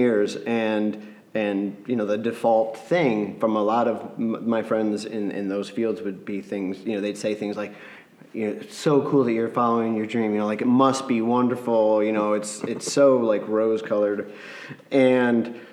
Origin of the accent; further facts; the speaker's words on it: Grand Rapids, Michigan, United States; we're from Grand Rapids, Michigan